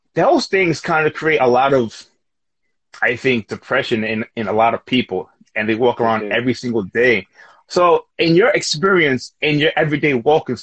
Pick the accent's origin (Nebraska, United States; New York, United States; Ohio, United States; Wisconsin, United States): New York, United States; we're from New York.